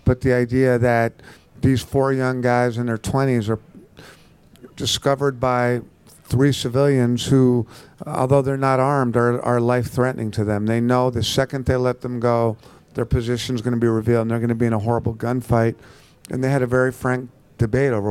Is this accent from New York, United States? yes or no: yes; New York, United States; I'm from New York and I was in Manhattan September 11th